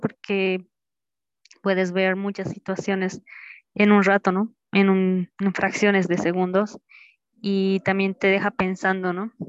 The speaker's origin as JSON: {"language": "Spanish", "region": "Cochabamba", "country": "Bolivia", "tie": "born or raised there", "said": "Yo nací en Cochabamba, mi mamá es de Oruro, mi papá de Potosí, así que soy nacida en Cochabamba con raíces orureñas y potosinas."}